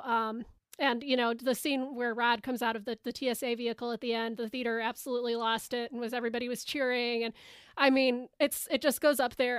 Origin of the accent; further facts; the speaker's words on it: Chicago, Illinois, United States; I'm from Chicago